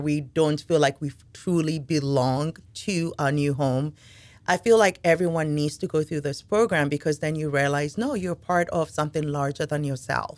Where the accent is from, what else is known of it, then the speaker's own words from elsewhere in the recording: Ghana; now in Henrico, United States; I am originally from Ghana. Uh, moved here a little over twenty years ago